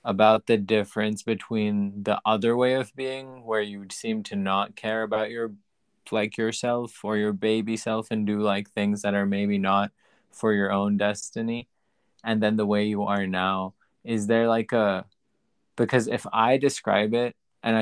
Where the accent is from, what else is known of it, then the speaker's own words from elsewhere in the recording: Pakistan; now in United States; when I was growing up in Pakistan